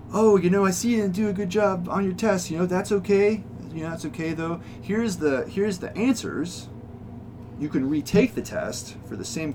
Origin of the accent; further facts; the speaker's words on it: Bristolville, Ohio, United States; I grew up out in Trumbull County in Bristolville, Ohio, which is way out